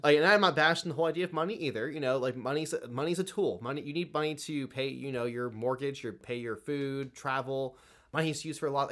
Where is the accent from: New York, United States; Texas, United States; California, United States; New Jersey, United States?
California, United States; I grew up in a Democratic school system here in California